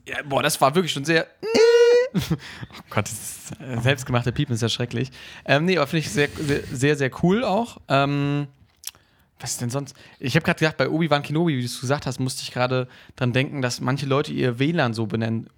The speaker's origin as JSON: {"language": "German", "town": "Emsdetten", "region": "North Rhine-Westphalia", "country": "Germany", "tie": "born or raised there", "moved": "yes", "said": "meine Heimat, ähm, Emstetten"}